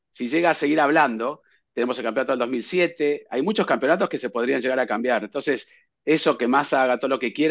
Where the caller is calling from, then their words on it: Mexico City, Mexico; Hola, formulero … de la Ciudad de México.